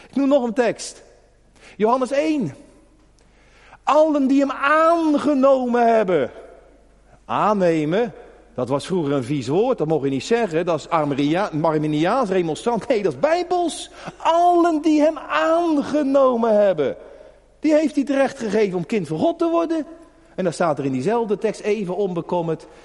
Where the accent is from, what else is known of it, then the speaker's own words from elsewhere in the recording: Netherlands; als Hollander